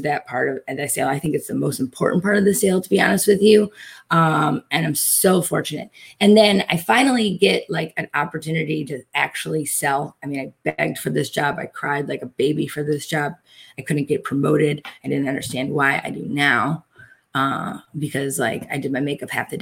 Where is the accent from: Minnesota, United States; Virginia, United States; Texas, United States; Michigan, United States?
Michigan, United States; Detroit; I'm from Detroit. Automotive is one of our biggest industries